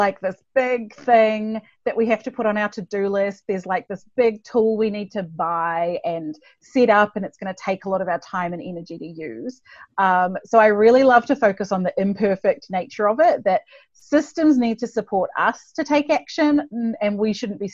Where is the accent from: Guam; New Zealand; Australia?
New Zealand; I'm from New Zealand, if you're wondering where the accent is from.